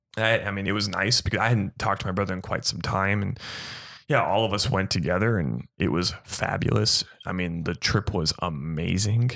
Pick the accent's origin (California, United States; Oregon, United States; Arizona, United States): Arizona, United States; Gilbert; born and raised in Arizona